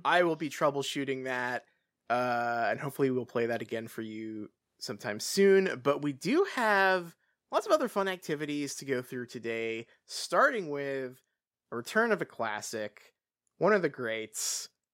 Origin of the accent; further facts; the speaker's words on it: England, United Kingdom; I grew up in England